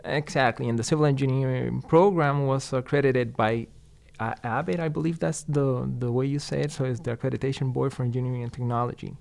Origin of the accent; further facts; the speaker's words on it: Ponce, Puerto Rico; English is a second language; moved away as an adult; now in Madison, United States; I was born and raised in Puerto Rico, mm-hmm. uh, in a town called Ponce.